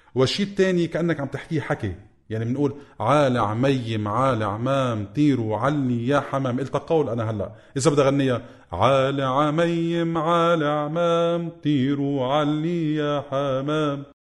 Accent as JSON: {"language": "Arabic", "country": "Lebanon", "accent": "Lebanese", "said": "ونحن بلهجتنا اللبنانية"}